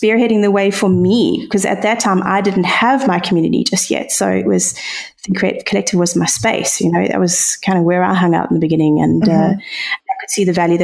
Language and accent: English; South Africa; being a South African, I don't know if that's quite obvious by my accent, but being here in South Africa